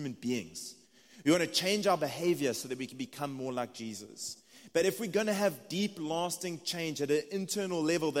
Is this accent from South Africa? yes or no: yes; South Africa; accent: South African; moved away as an adult; now in United States; It's just my South African accent.